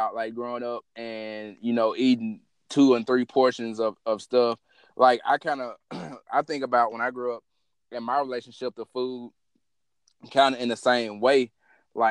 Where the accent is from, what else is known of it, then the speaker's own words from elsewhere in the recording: the South, United States; I'm still a Southerner at heart